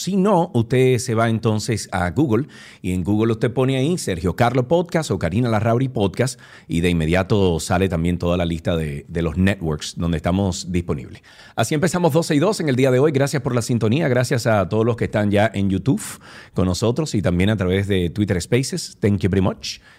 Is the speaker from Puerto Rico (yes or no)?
no; Dominican Republic; sociedades como la dominicana